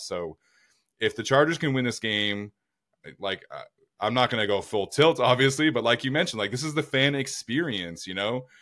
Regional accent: Utah, United States; I grew up in Utah.

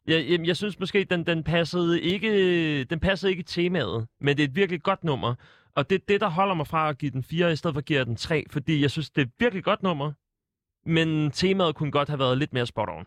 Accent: Sorø, Zealand, Denmark; jeg er jo fra Sorø

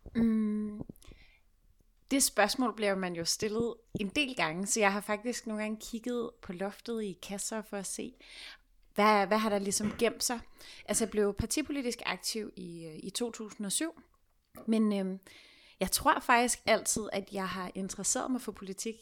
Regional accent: Copenhagen, Capital Region of Denmark, Denmark; er jeg selv fra Sydhavn, bor på Vesterbro

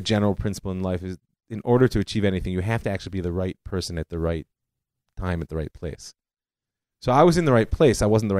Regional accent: Cleveland, Ohio, United States; I mean, I grew up in Cleveland, like I said.

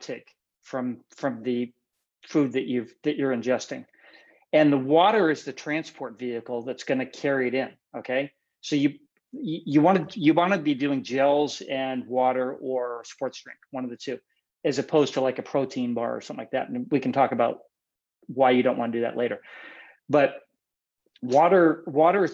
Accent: Western New York, United States; moved away as an adult; also born or lived in Buffalo, New York / Schenectady, New York / Huron, New York; now in California, United States; I lived in Western New York mostly. I was born in Buffalo

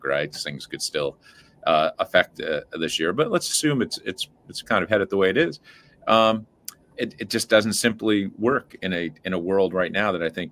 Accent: just outside of Scranton, Pennsylvania, United States; I grew up just outside of Scranton

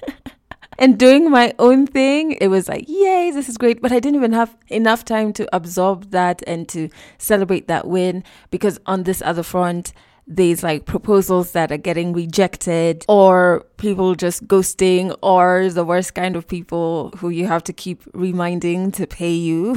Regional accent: Kenya; I'm Kenyan

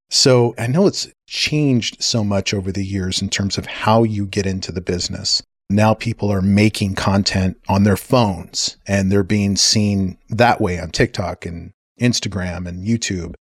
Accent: Santa Fe, New Mexico, United States; also born or lived in England; And then growing up in Santa Fe, I mean, you can't get any more artsy than Santa

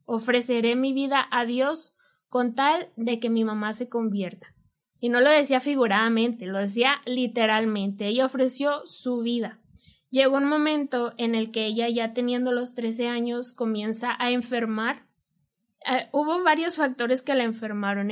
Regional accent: Monterrey, Nuevo León, Mexico; nosotros somos bien regias de Monterrey.

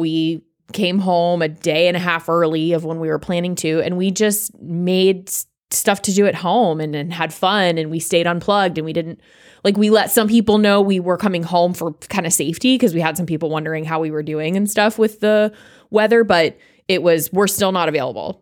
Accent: South Florida, United States; I'm from South Florida

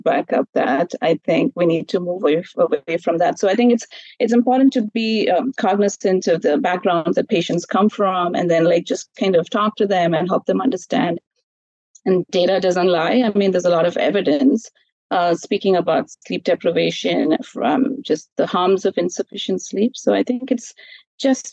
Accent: India; I grew up in India as well

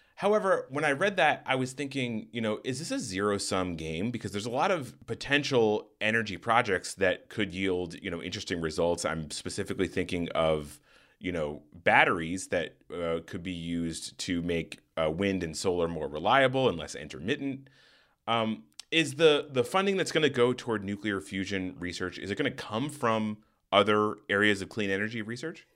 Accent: Tucson, Arizona, United States; I grew up in Tucson, Arizona

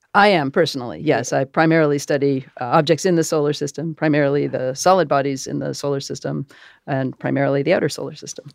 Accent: Massachusetts, United States; I grew up in Massachusetts

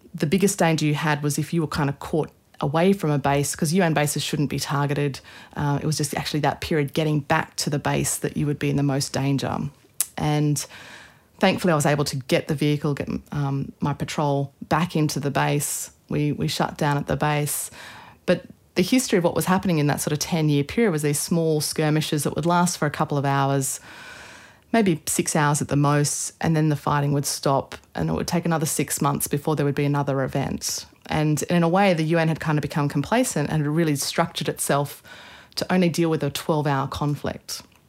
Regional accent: Australia; Anna Australi means I'm Australian

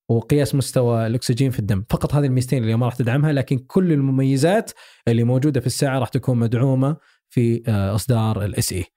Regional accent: Saudi Arabia; عندنا في السعودية

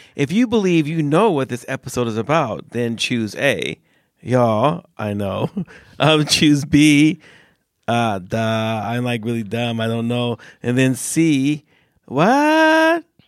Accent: United States; now in Sweden; I grew up in America.

